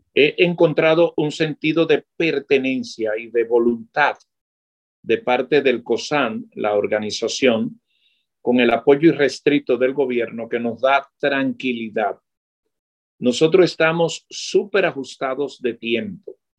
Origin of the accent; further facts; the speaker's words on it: Dominican Republic; Yo que trabajo para la televisión en mi país